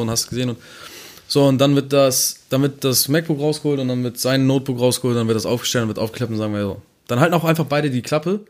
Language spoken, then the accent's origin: German; Neumünster, Schleswig-Holstein, Germany; ich komme aus meiner Stadt, ich bin auch stolz auf meine Stadt